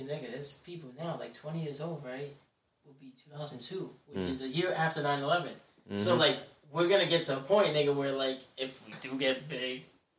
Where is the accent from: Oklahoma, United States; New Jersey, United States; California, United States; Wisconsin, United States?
New Jersey, United States; Passaic; I'm from Passaic, New Jersey.